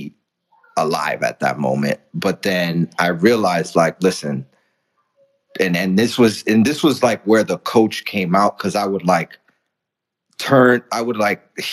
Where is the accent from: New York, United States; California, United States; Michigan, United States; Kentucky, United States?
New York, United States; New York City; English is a second language; also born or lived in Dominican Republic; I grew up in the Bronx. I'm from the Dominican Republic. English was my second language.